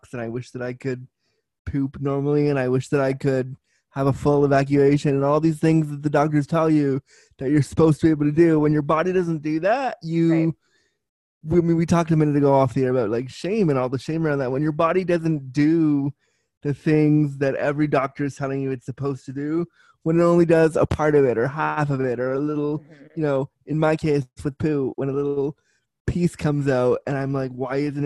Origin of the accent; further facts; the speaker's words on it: Canada; I'm Canadian